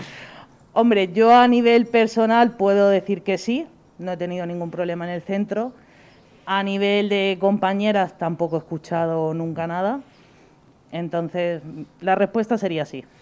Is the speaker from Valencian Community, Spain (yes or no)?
yes; Elche, Valencian Community, Spain; now in Murcia, Spain; Soy de Elche